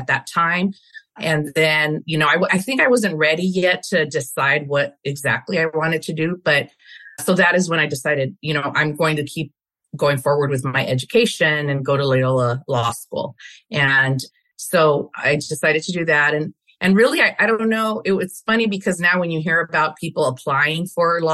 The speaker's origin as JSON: {"language": "English", "town": "Los Angeles", "region": "California", "country": "United States", "tie": "born or raised there", "said": "We grew up we settled in Boyle Heights area of LA. And so that's where I grew up."}